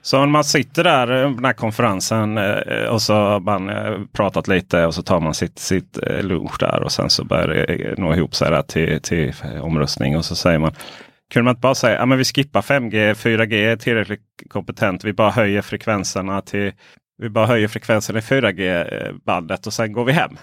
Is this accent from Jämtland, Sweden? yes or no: no; Ronneby, Blekinge, Sweden; moved away; hem till mitt, eh, där jag växte upp, eh, Blekinge, Ronneby.